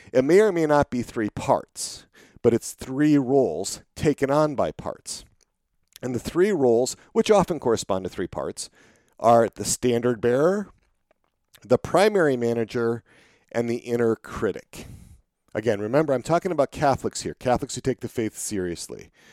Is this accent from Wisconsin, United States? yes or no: yes; Wisconsin, United States; I grew up in Wisconsin